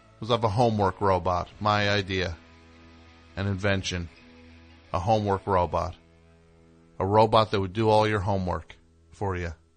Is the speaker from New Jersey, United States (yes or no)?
yes; New Jersey, United States; I am from New Jersey